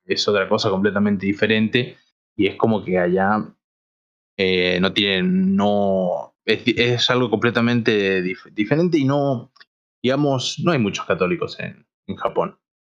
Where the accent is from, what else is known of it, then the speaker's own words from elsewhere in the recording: Argentina; siendo argentinos